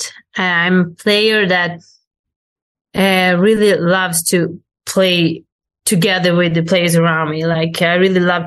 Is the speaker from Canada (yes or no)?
no; Sweden; moved away as an adult; now in Italy; I go out of Sweden and I come back to play in Sweden